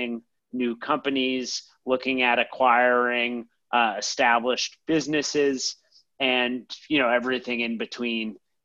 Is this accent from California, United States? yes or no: no; Boston, Massachusetts, United States; moved away as an adult; now in New York City, United States; I'm originally from Boston